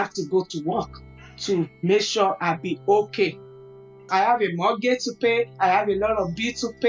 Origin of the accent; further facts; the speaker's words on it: Nigeria; moved away as an adult; now in United States; I'm from Nigeria. I'm 44.